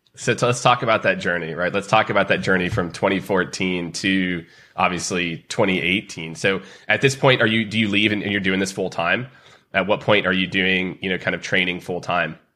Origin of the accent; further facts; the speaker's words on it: Kansas City, United States; I'm from Kansas City